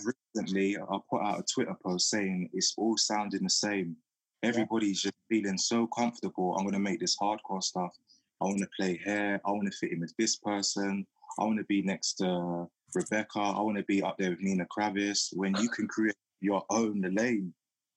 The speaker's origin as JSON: {"language": "English", "region": "London", "country": "United Kingdom", "tie": "born or raised there", "said": "my time growing up in South London"}